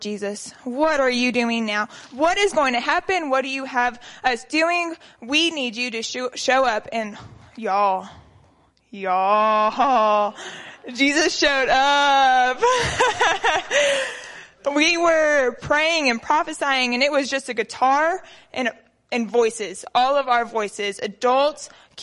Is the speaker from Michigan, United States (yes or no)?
no; Lubbock, Texas, United States; also born or lived in Midland, Texas; So I am from Lubbock. I moved from Midland whenever I was 1.5, and I have been in Foursquare my entire life